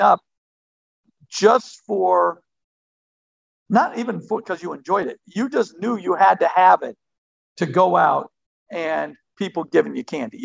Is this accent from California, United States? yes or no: yes; Martinez, California, United States; We grew up on the West Coast, right right outside of Oakland, and uh, in in Martinez, uh, California.